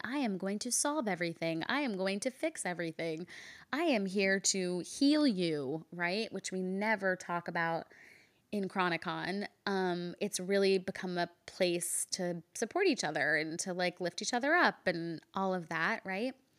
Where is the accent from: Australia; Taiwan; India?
India; I'm Indian